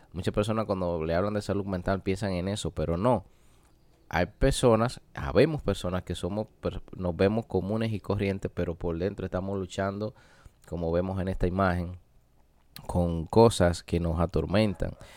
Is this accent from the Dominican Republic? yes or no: yes; Dominican Republic; en mi país, República Dominicana